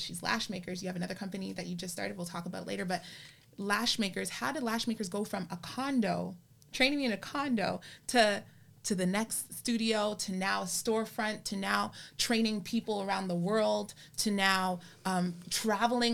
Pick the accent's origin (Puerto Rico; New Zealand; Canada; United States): Canada; I'm a Canadian and I was born in Canada